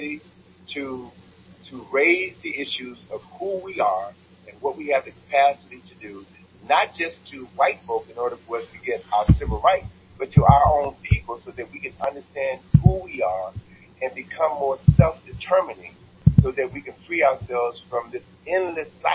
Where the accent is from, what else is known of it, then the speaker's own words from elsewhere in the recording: Chicago, Illinois, United States; moved away as an adult; now in Washington, D.C., United States; in my hometown, Chicago